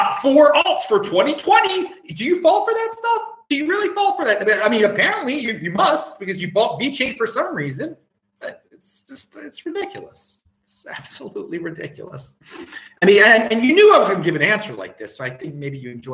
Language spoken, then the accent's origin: English; Baltimore, Maryland, United States; now in Australia; I'm from Baltimore originally, and so I still check the Baltimore web, and I will be back in Baltimore in less than 2 weeks for Thanksgiving with the family